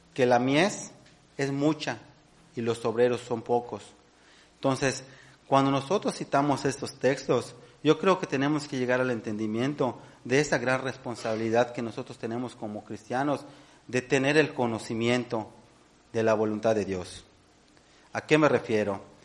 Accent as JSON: {"language": "Spanish", "country": "Mexico", "said": "nosotros como, como mexicanos"}